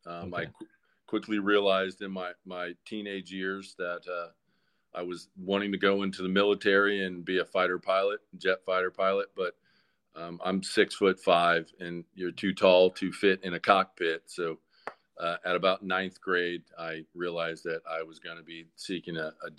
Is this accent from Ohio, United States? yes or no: no; Atlanta, Georgia, United States; from Atlanta, Georgia. Been here since 1984. And I call Atlanta home. Lived all over as a child, but Atlanta is definitely my home.